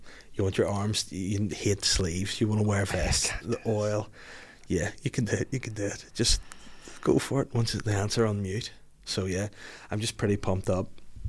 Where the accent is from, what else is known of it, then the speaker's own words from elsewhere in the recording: Belfast, Northern Ireland, United Kingdom; I'm just new to the area. I'm from Belfast